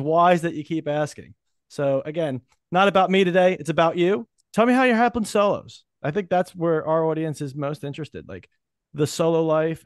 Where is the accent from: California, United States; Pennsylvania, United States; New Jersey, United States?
New Jersey, United States; I'm from Jersey